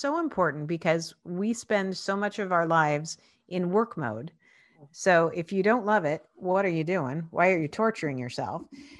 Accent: Spokane, Washington, United States; also born or lived in Seattle; I grew up in Spokane, Washington.

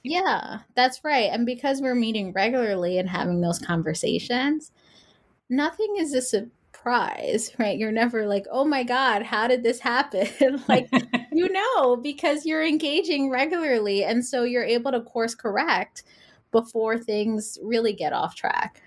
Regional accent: New York City, New York, United States; I'm from New York City, but I spent a summer in California

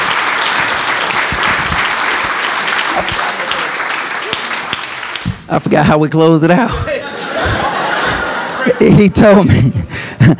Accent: Birmingham, Alabama, United States; moved away as an adult; also born or lived in Auburn / Michigan / Washington, D.C.; I came from Birmingham

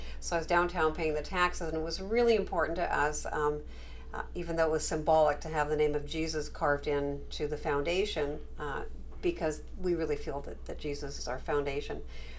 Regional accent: Canada; moved away as an adult; now in United States; I think I told you I immigrated from Canada

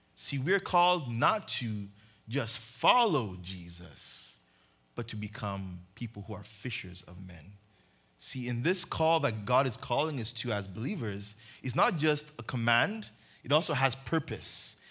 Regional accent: Uganda; moved away; I grew up in Uganda

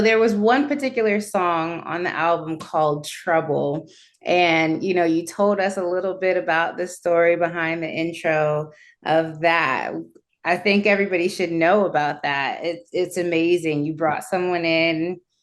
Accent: Jamaica; I'm Jamaican

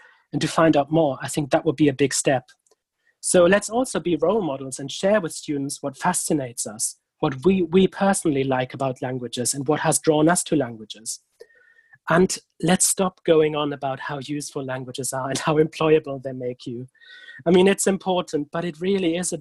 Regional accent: Germany; English is a second language; moved away as an adult; now in United Kingdom; I'm from Germany and I was educated in Germany.

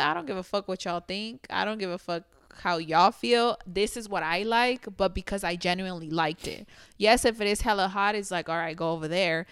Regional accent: Mexico; now in United States; I grew up in Mexico

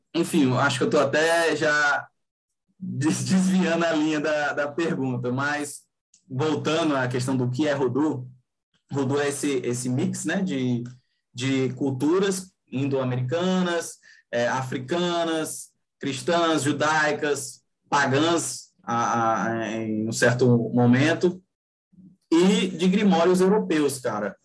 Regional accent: Rio de Janeiro, Brazil; now in Fortaleza, Brazil; eu nasci e, eu, e moro no Ceará, Fortaleza, Ceará. Mas eu cresci, assim, minha infância e adolescência foi no Rio de Janeiro.

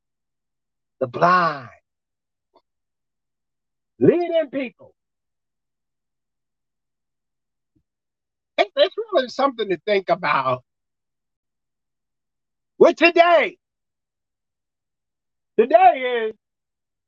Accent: New York City, New York, United States; I was raised in Brooklyn.

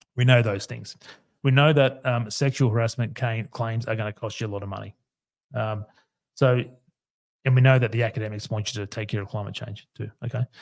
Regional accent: Queensland, Australia; here in my home state, Queensland

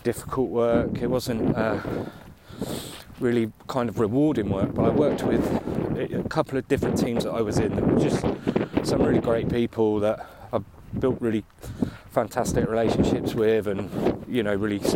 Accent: Aylesbury, South East England, United Kingdom; also born or lived in Waddesdon, Buckinghamshire; born in Buckinghamshire, in the town of Aylesbury 42 years and one day ago, and grew up in Aylesbury, lived there for until I was about 12, and then moved to a little village outside Aylesbury called Wadston

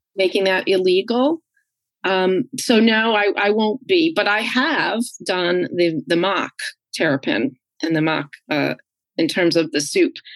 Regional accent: New York, United States; also born or lived in Geneva, New York; I grew up right outside New York City, about an hour north of the city.

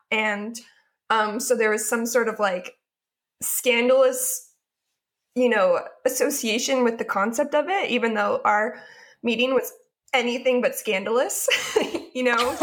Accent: Portland, Oregon, United States; moved away as an adult; now in Southern California, United States; I live in Southern California currently, although I am from the Portland, Oregon area

